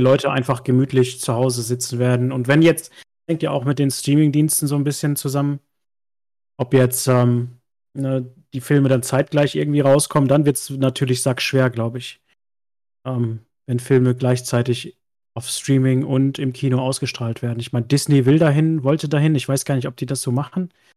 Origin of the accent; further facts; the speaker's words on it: Westerwald, Rhineland-Palatinate, Germany; moved away; ich komme ja ursprünglich aus dem Westerwald, ganz, ganz tief irgendwo aus dem letzten Loch